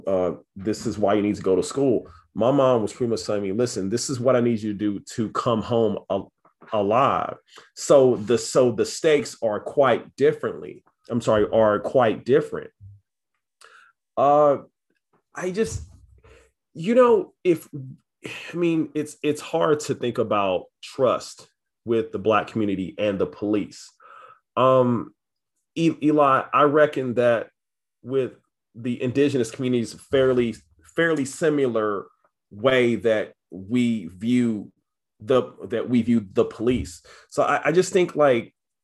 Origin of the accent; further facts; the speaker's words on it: Kansas City, Missouri, United States; So I'm from Kansas City, Missouri. I'm from Southside. It's, you know, fairly rough neighborhood